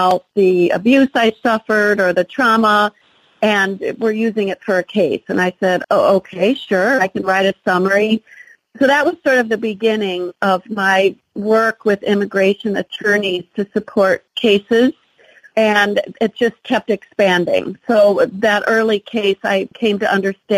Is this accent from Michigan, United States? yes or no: no; Indiana, United States; also born or lived in South America; I actually am a Midwesterner, Mark. I was born and raised in Indiana, except for some of our years down in South America